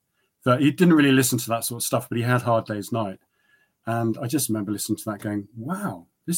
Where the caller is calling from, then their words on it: South East England, United Kingdom; Yeah, in Oxfordshire, near Abingdon.